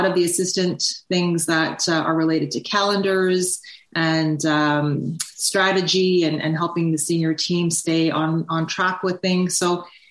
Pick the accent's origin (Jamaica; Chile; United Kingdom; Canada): Canada; Toronto, Ontario; I grew up in Toronto, spent my whole life in Toronto, and I was actually a first-generation Canadian and grew up with immigrant parents